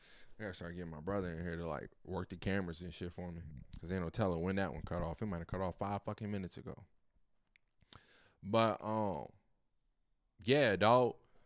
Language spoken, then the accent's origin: English; Roanoke, Virginia, United States; Nah, I'm from Virginia, Roanoke